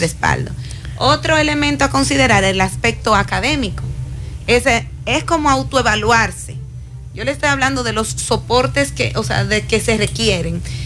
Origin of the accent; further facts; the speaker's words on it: Cibao, Dominican Republic; los que somos del Cibao